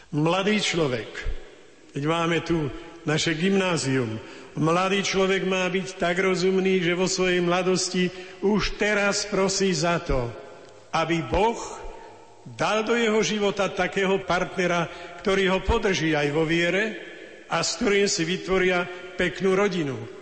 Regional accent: Slovakia; sme kňazi zo Slovenska

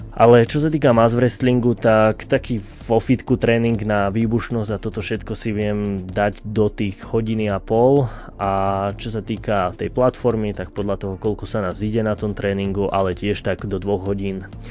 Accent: Rohozná, Banská Bystrica Region, Slovakia; pochádzam z Brezna, z dediny z Rohoznej

